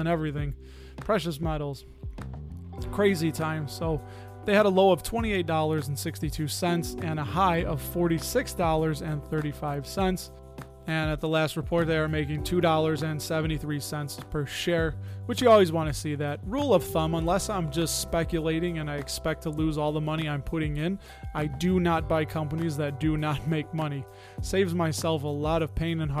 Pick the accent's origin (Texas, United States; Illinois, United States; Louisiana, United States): Illinois, United States; Chicago; my hometown, my sweet home, Chicago.